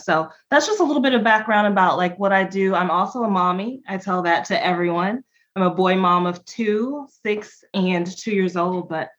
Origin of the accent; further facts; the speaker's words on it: Kansas City, Missouri, United States; moved away as an adult; now in Dallas, United States; I'm from Kansas City, so Midwest girl.